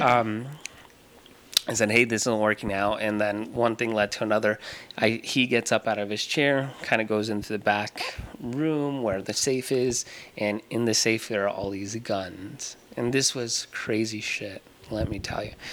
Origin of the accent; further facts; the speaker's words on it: Tucson, Arizona, United States; I was born and raised here in Tucson